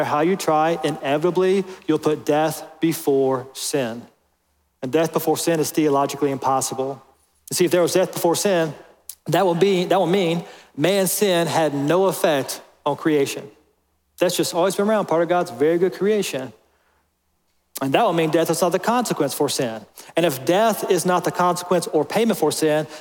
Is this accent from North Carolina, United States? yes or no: yes; North Carolina, United States; also born or lived in Kentucky; I'm from North Carolina. That's my people